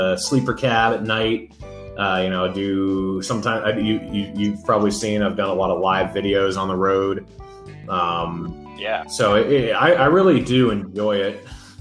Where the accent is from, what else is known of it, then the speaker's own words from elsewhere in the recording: New Hampshire, United States; moved away as an adult; now in Utah, United States; I moved out here to Utah last June, and I'm from New Hampshire, so it was kind of an extreme switch